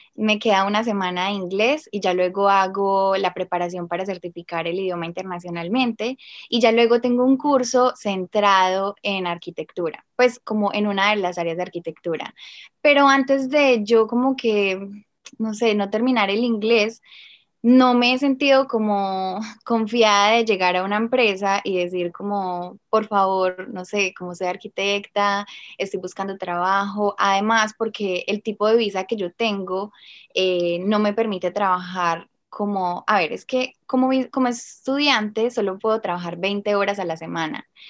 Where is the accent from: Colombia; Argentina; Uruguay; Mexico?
Colombia; moved away as an adult; now in Australia; como colombiana